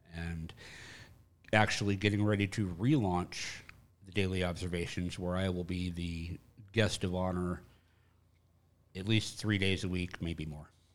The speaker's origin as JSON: {"language": "English", "region": "Texas", "country": "United States", "tie": "born or raised there", "said": "growing up in Texas, it was football and marching band."}